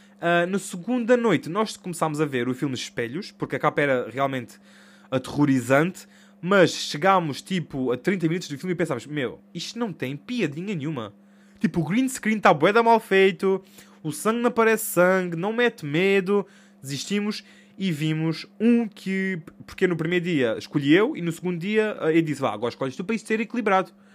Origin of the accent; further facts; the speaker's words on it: Portugal; sou Tuga